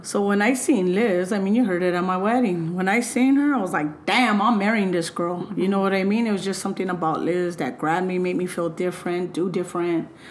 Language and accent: English; Los Angeles, California, United States; I was raised in LA, El Sereno, Alhambra, and those are my roots